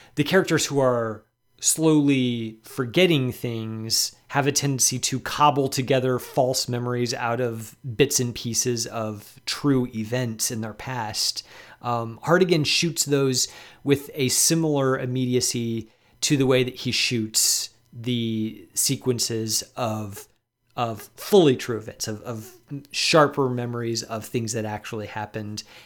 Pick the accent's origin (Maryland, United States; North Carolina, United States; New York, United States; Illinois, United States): Illinois, United States; Chicago; as a Chicagoan